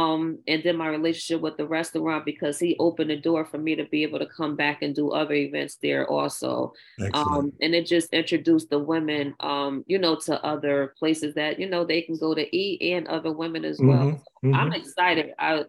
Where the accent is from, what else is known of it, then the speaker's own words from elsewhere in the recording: New Orleans, Louisiana, United States; growing up, I grew up in New Orleans, and And I used to go to Dee Dee's dance studio when it was on Gulf Street near the firehouse.